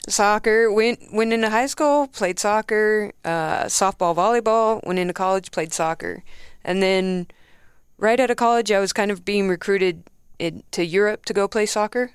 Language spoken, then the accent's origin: English; near Los Angeles, California, United States; moved away; I'm from California, um, roundabout near L